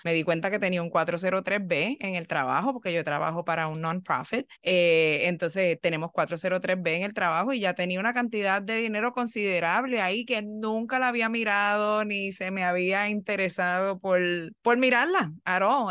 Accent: Puerto Rico; soy puertorriqueña

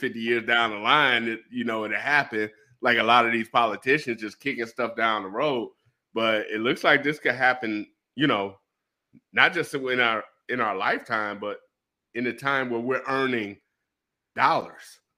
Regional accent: Detroit, Michigan, United States; also born or lived in Japan; I'm from Detroit

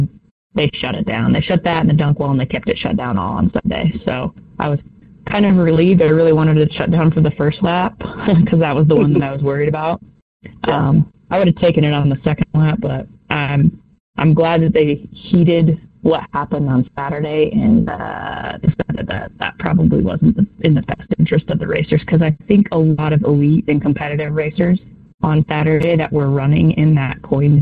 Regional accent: Riggins, Idaho, United States; also born or lived in California; So I grew up in Riggins, Idaho. I'm a California transplant, but we moved up to Riggins

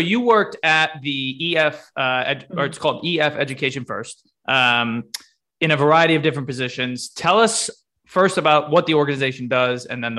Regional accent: Connecticut, United States; my home state, Connecticut's

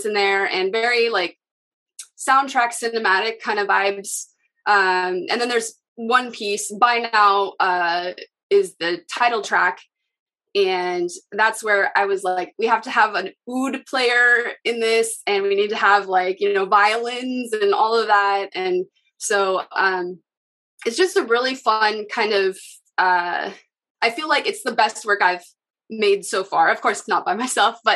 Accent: Seattle, Washington, United States; I'm from Seattle

